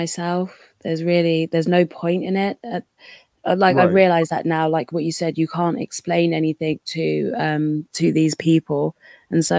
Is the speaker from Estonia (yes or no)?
no; London, United Kingdom; growing up in London